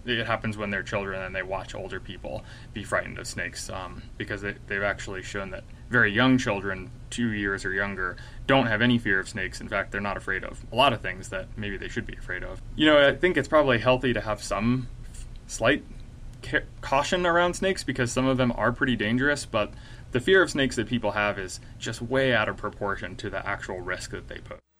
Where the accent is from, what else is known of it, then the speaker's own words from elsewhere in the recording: North Carolina, United States; moved away as an adult; also born or lived in Illinois; now in Utah, United States; I grew up in North Carolina